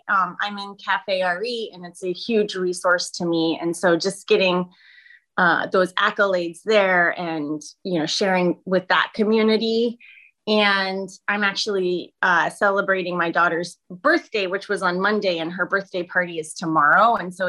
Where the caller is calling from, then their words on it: Florida, United States; I am in Florida, and so it's 9 a.m. my time.